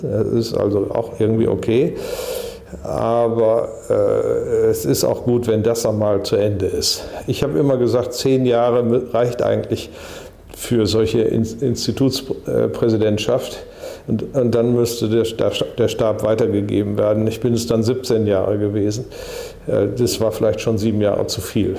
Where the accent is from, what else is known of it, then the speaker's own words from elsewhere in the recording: Germany; wir sind aus Deutschland